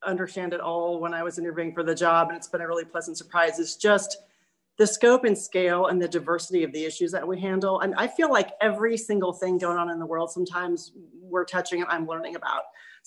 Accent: Pella, Iowa, United States; moved away as an adult; also born or lived in Michigan / Northeast United States; now in Bentonville, United States; I was born in Michigan, actually, but grew up in Pella, Iowa

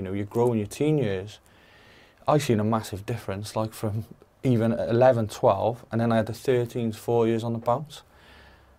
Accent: Cardiff, Wales, United Kingdom; I was from the Crystals in Lanishan

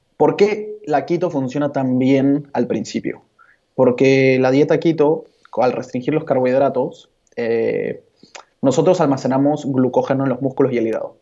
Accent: Peru; also born or lived in Barcelona; now in Lima, Peru; yo soy de Perú. Estudié Administración y Negocios del Deporte aquí en Lima

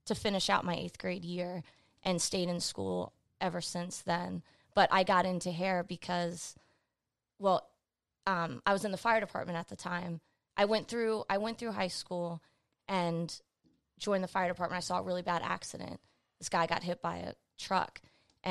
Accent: Laurel, Maryland, United States; I'm from PG County.

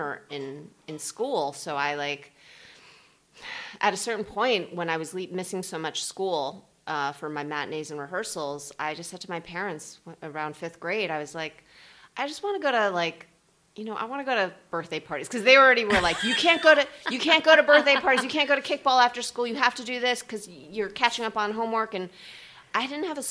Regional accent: New Jersey, United States; we lived in New Jersey. I grew up in New Jersey, and we just went back and forth

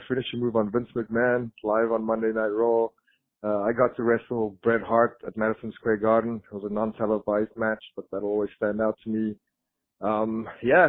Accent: South Africa; moved away as an adult; also born or lived in Florida; I grew up in South Africa

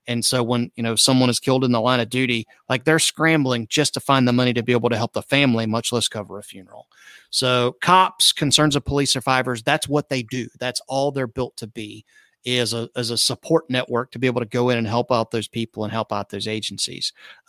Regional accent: Tallahassee, Florida, United States; moved away; also born or lived in Panama City, Florida; I have a fondness for that area because it's where I'm from. I grew up in Leon County. I have gobs of history over in Panama City, which is Bay County.

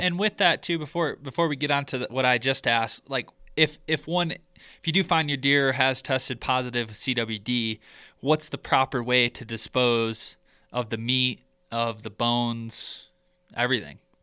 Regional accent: Michigan, United States; growing up in Michigan

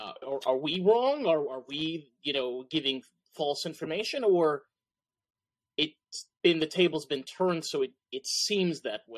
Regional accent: New York, United States; I'm from New York. Underground culture is very different, I'm assuming, than Chicago. My perspective, underground culture is the art scene. So here in New York, when, you know, I live not that far from the city, I'm about 30 minutes away.

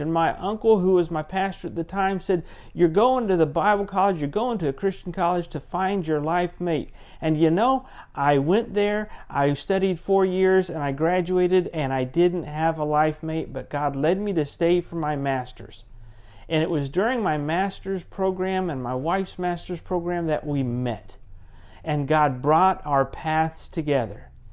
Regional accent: Central Florida, United States; also born or lived in Pensacola, Florida; I grew up in Central Florida

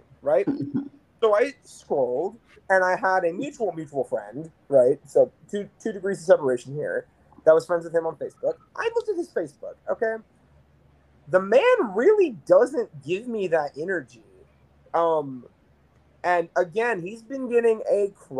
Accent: Bristol, Tennessee, United States; I am originally located relatively close to Gatlinburg

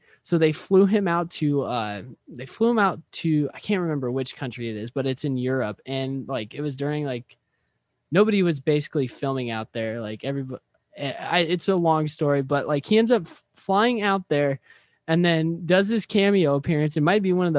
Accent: Midwest, United States; us growing up in the Midwest, like, country music is the, like, prime, like, fucking genre of music over here.

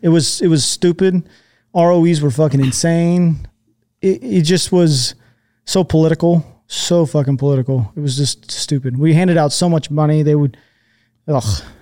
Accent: just south of Seattle, Washington, United States; also born or lived in Texas; Born in Texas. I kinda, quote unquote, grew up in just south of Seattle. I lived there for, like, fourteen years

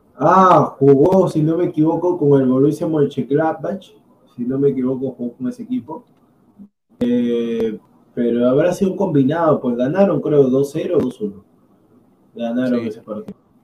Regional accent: Huancayo, Junín, Peru; Yo soy de Huancayo

